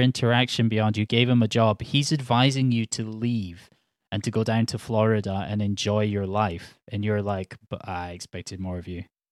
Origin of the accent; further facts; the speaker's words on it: Edinburgh, Scotland, United Kingdom; I'm from Edinburgh